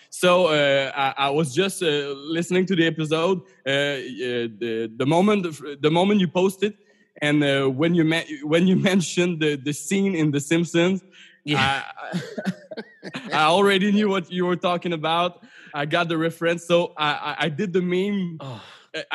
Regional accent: Canada; as a Canadian, I'm not as much relating to being at war

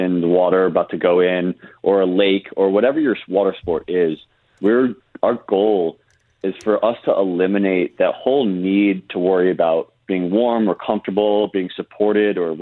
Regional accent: Connecticut, United States; moved away as an adult; also born or lived in North Carolina / New York; I'm actually from the East Coast originally, Connecticut area. I grew up surfing and actually being a waterman on the coast up near Rhode Island and all the way down to the shores of Connecticut

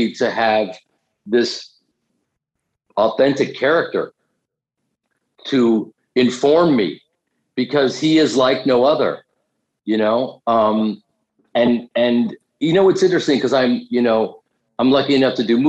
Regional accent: Chicago, Illinois, United States; I grew up in Chicago doing Second City

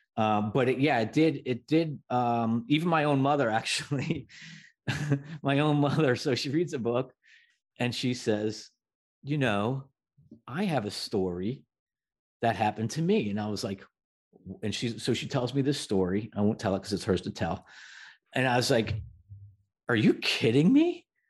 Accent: New Jersey, United States; I grew up in New Jersey

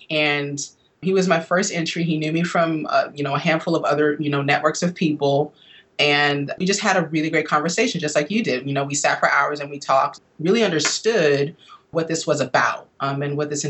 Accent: Midwest, United States; now in East Coast, United States; growing up in the Midwest where I did, you know, I'm a product of the Northern migration.

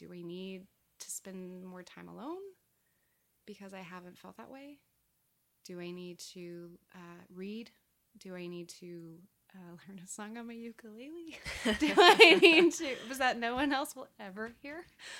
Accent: California, United States; I hadn't seen an autumn in a long time because I came from California.

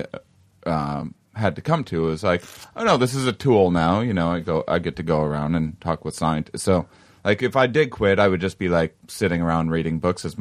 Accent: Midwest, United States; I'm from the Midwest

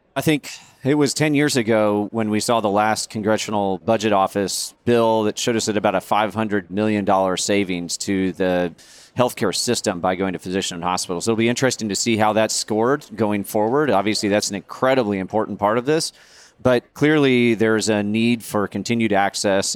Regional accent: Nebraska, United States; I grew up in Nebraska

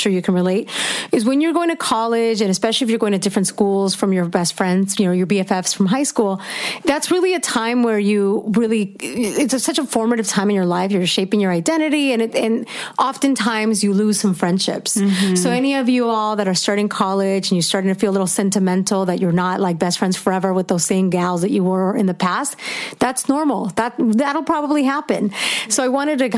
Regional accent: Fullerton, California, United States; I grew up in Fullerton. This is in Orange County.

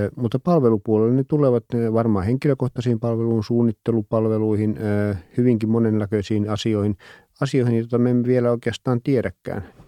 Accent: Ostrobothnia, Finland; Mä kun olen Pohjanmaalta

